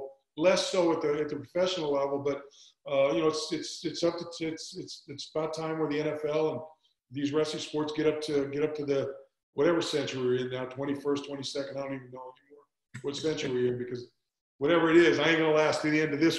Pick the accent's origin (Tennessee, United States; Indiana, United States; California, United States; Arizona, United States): California, United States; Bay Area; growing up in the Bay Area, I was a Stanford fan